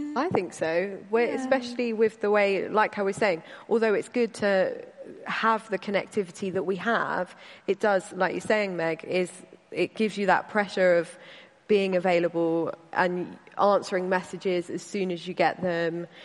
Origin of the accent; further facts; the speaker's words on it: Caterham, South East England, United Kingdom; I grew up in Caterham um, with my dad and my brother.